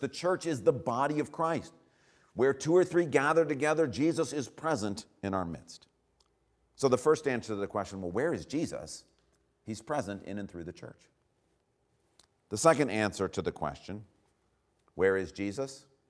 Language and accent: English; United States; we as Americans